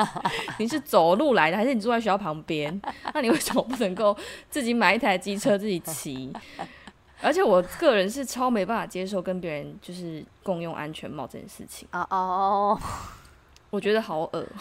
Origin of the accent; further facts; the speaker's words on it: Tainan, Taiwan; moved away as an adult; now in South Korea; 身为台南人的我